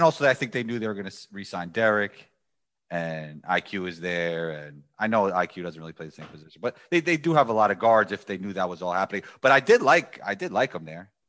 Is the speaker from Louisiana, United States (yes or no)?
no; New York City, New York, United States; I'm from New York City